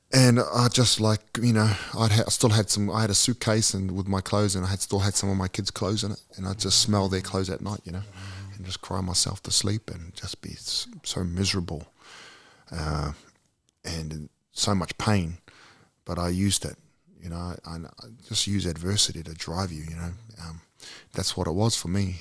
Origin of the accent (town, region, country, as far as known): New Zealand; born or raised there; also born or lived in Australia